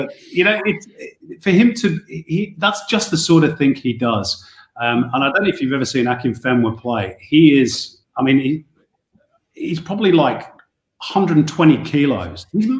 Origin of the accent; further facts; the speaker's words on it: England, United Kingdom; now in Australia; as an Englishman